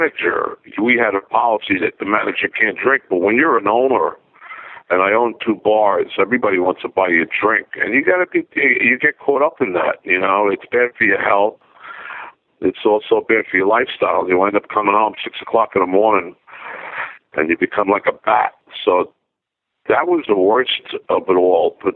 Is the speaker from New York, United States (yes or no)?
yes; New Rochelle, New York, United States; also born or lived in Bronx, New York; I grew up in New Rochelle, New York.